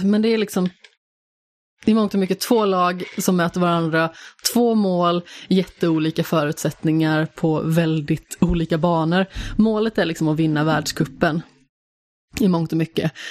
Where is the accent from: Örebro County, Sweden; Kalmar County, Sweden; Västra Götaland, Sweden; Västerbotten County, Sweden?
Västra Götaland, Sweden; Västergötland; som västgöte